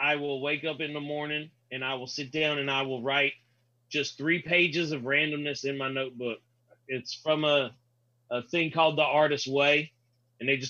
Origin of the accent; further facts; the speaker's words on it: the South, United States; I grew up in the South